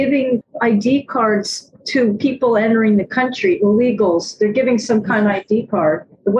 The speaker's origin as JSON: {"language": "English", "town": "New York City", "region": "New York", "country": "United States", "also_born_or_lived": "Pennsylvania", "said": "I'm from New York City. Two questions. One is that in Pennsylvania, which is where I was born"}